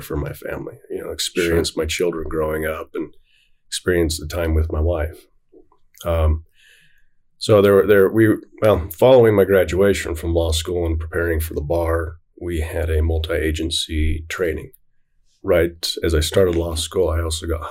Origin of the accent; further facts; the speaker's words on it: Davis County, Utah, United States; I grew up in Davis County